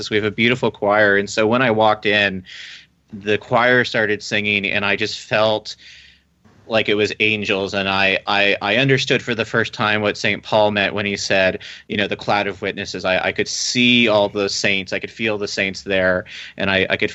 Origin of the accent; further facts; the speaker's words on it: Philippines; born there; also born or lived in Alabama / Texas / England / Germany; I was born in the Philippines, actually, and then I moved to Alabama, Texas, England, Germany, and then Virginia.